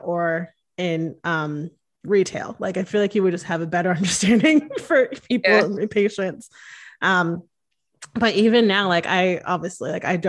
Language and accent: English; Connecticut, United States; I grew up in Connecticut